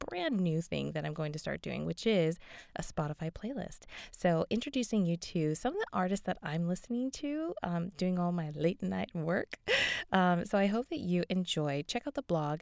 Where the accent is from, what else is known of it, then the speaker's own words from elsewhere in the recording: Las Vegas, Nevada, United States; I'm from Vegas.